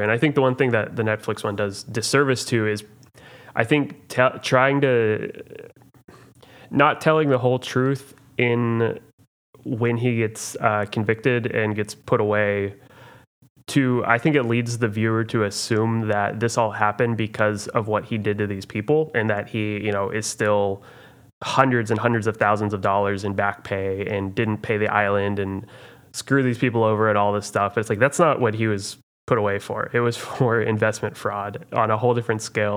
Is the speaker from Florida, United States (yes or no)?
no; Oklahoma, United States; I'm from Oklahoma